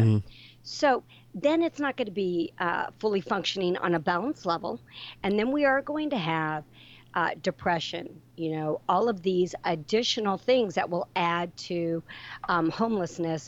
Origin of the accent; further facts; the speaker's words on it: Northern California, United States; I grew up in Northern California on a ranch.